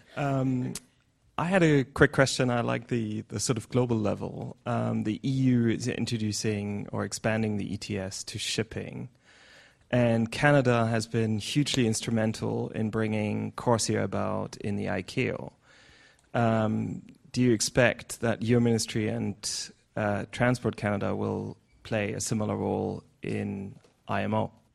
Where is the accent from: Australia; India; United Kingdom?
India; moved away; I'm from India.